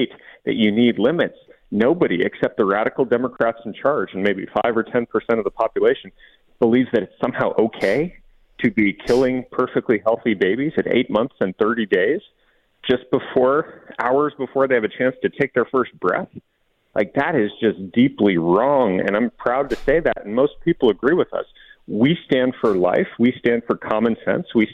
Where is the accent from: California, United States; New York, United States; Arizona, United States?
Arizona, United States; Tucson; I'm a southern Arizona kid. I grew up in Tucson.